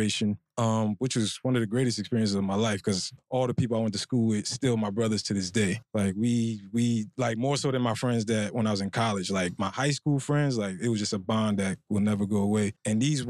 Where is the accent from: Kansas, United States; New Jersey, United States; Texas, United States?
New Jersey, United States; Newark; I was born in Newark, New Jersey to immigrant parents